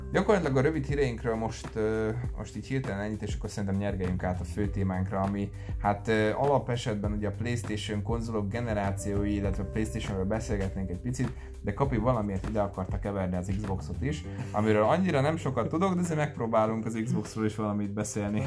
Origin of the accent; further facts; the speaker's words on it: Kecskemét, Bács-Kiskun, Hungary; moved away; nálam otthon Kecskeméten